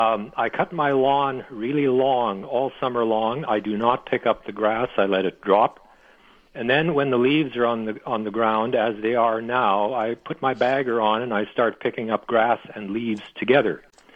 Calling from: Steinbach, Manitoba, Canada; I'm calling from Steinbach, and I have a question about the fertility of my garden.

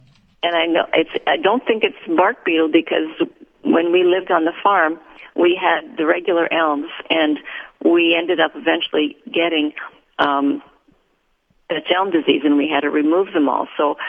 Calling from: Winkler, Manitoba, Canada; From Winkler.

